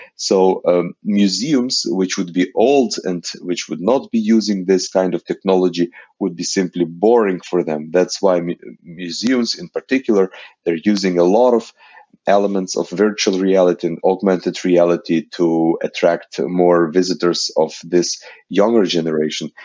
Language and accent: English; Ukraine; I am coming from Ukraine